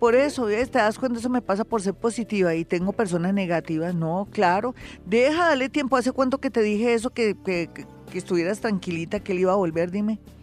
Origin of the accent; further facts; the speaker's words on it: Bogotá, Colombia; los bogotanos no somos solapados, es que aquí hace mucho frío